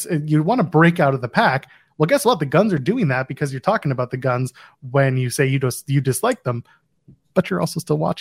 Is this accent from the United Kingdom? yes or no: no; Ottawa, Ontario, Canada; just outside of my hometown of Ottawa